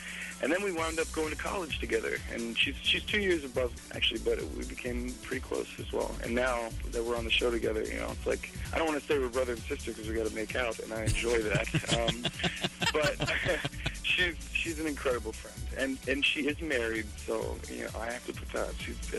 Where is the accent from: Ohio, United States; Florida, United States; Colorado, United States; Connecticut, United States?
Florida, United States; Sarasota; I grew up in Sarasota, Florida.